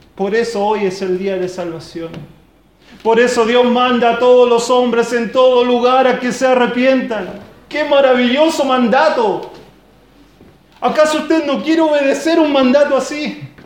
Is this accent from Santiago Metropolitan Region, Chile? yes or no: no; Lota, Biobío, Chile; moved away; De donde yo vengo, de allá del sur, de la zona minera, de Coronel Lota